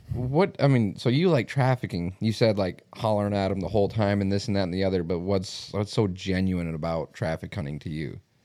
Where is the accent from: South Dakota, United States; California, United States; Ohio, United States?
South Dakota, United States; Mitchell; moved away; this is obviously my hometown